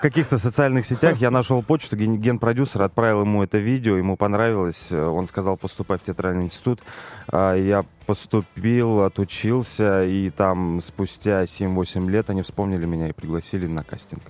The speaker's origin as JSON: {"language": "Russian", "region": "Perm Krai", "country": "Russia", "also_born_or_lived": "Yekaterinburg", "moved": "as an adult", "lives_now": "Moscow, Russia", "said": "я из Пермского края"}